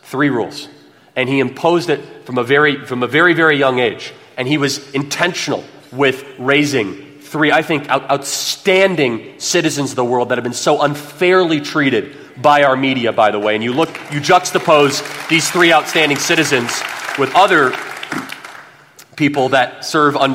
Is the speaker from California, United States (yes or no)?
yes; California, United States; We're all from California.